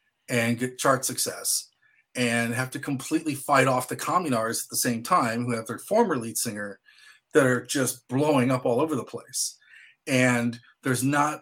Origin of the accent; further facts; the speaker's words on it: Midwest, United States; me growing up in the Midwest, walking to a record store